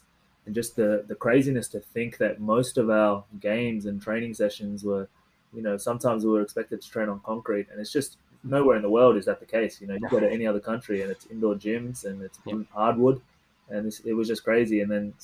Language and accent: English; Australia; I was from Australia, but I could speak Tamil